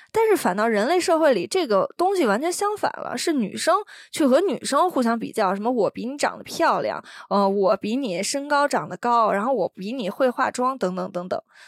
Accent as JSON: {"language": "Chinese", "country": "China", "tie": "born or raised there", "moved": "as an adult", "lives_now": "Taiwan", "said": "我从小是在，呃，这边大陆的教育"}